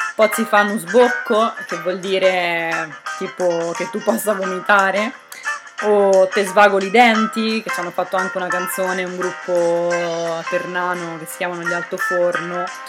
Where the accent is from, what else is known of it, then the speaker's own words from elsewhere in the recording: Narni, Umbria, Italy; now in Bologna, Italy; io sono nata a Narni, quindi potrei dirmi na-, narnese